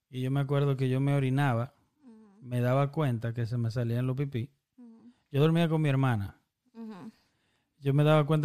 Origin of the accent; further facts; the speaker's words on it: Dominican Republic; now in United States; somos dominicanos nosotros